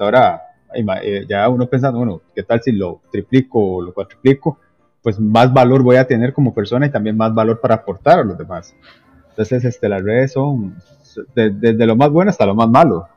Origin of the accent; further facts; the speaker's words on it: Limón, Costa Rica; yo soy costarricense, en la provincia de Limón